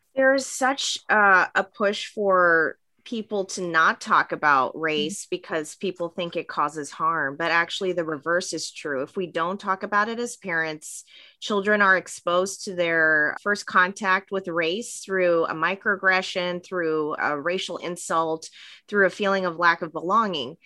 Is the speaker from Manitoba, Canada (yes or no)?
no; Vancouver, British Columbia, Canada; moved away; also born or lived in Montreal / Hawaii; I grew up in Vancouver. I was actually born in, in Montreal on the East Coast and grew up on the West Coast.